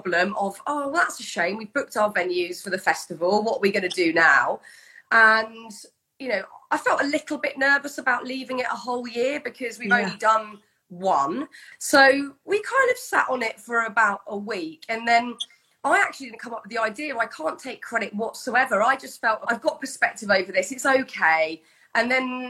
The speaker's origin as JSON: {"language": "English", "country": "United Kingdom", "said": "as a Brit"}